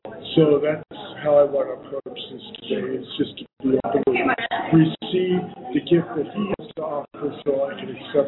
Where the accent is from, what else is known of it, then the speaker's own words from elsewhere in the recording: Santa Cruz, California, United States; Santa Cruz, not too far.